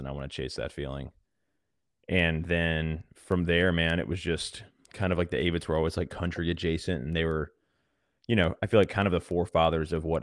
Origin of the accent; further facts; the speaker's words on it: Virginia Beach, Virginia, United States; moved away as an adult; now in Nashville, United States; I grew up in Virginia Beach on the coast and was a beach kid growing up, surfed all the time